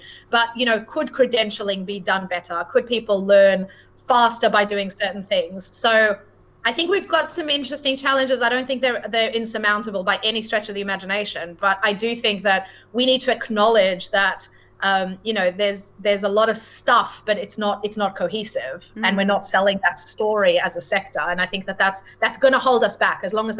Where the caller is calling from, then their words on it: London, United Kingdom; Certainly London, and I am speaking from London, but the UK is very known for financial services.